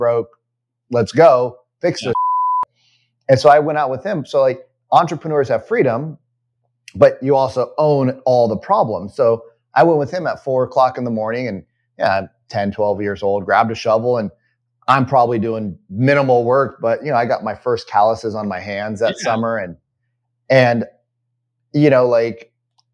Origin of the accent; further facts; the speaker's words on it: United States; I'm totally an American